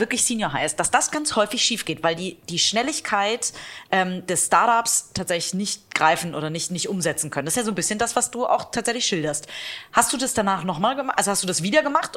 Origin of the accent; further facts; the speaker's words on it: Hamburg, Germany; meiner Heimat, Hamburg